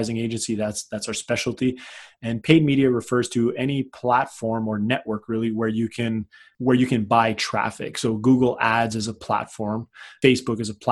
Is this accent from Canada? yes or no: yes; Canada; I'm a Canadian